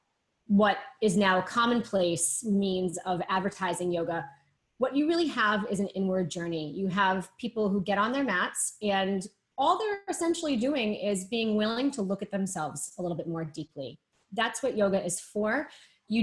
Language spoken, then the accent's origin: English; Boston, Massachusetts, United States; now in New York, United States; I'm based in New York. I'm originally from Boston.